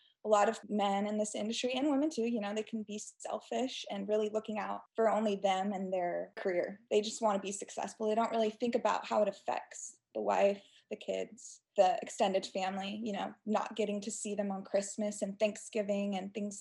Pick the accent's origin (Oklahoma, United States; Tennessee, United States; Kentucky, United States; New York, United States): Oklahoma, United States; Stillwater; also born or lived in Houston, Texas / North Carolina; growing up in Stillwater was interesting, especially with OSU and my dad being a coach